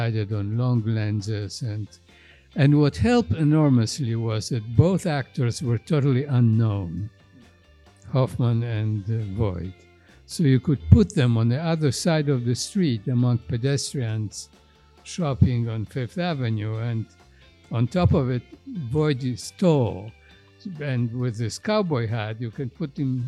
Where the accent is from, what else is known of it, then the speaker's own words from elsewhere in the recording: Poland; moved away as an adult; now in New York, United States; I came from Poland